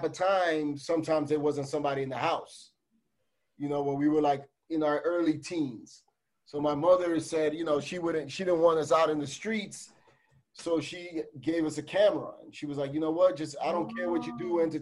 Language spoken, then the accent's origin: English; New York City, New York, United States; also born or lived in Jamaica, Queens; We grew up in the Bronx, 2 blocks away from Yankee Stadium